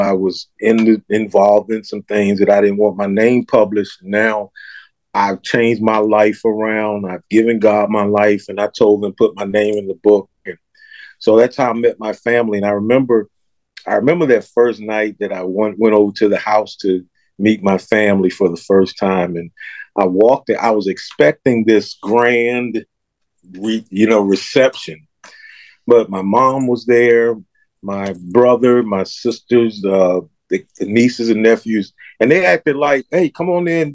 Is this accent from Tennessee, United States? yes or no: no; Philadelphia, Pennsylvania, United States; I was born and raised in Philadelphia